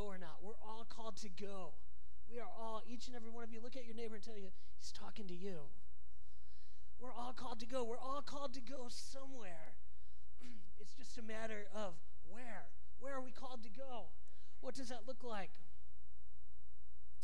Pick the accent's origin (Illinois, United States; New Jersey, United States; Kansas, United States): Illinois, United States; Sandwich; now in Springfield, Missouri, United States; I'm originally from 60 miles west of Chicago. I grew up in a farming community called Sandwich